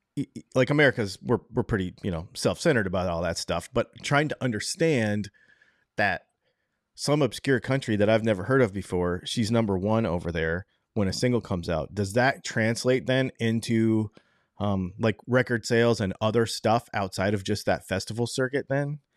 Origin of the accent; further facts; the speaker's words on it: Michigan, United States; moved away; also born or lived in New York; I'm actually from, um, Michigan